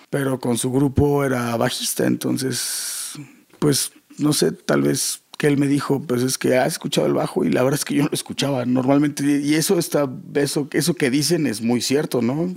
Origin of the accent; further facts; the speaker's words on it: Rosarito, Baja California, Mexico; also born or lived in Toluca, Mexico / Tijuana, Mexico; yo nací en Toluca, pero yo crecí en Tijuana. En Rosarito, ah. más bien, en Baja California Norte